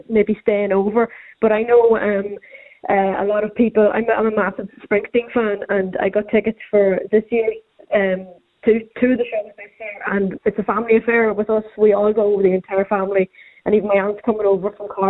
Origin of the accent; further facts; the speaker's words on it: Monaghan, Ulster, Ireland; moved away as an adult; now in Dublin, Ireland; I'm from Monaghan.